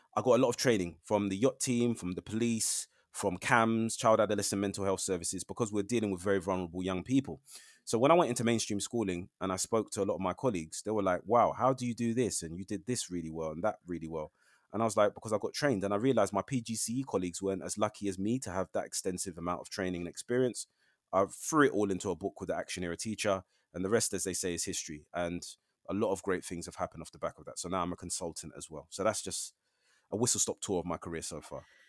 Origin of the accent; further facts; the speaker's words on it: London, United Kingdom; I'm a Londoner. Uh, I know London very, very well.